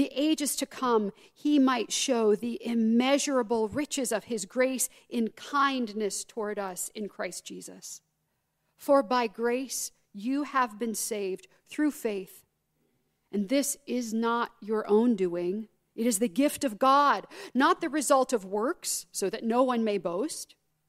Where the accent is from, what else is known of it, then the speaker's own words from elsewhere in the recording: Southern United States, United States; So, I'll begin with a little story about growing up in the Deep South, which you cannot tell from the way I talk. But my mother's family is all Southern.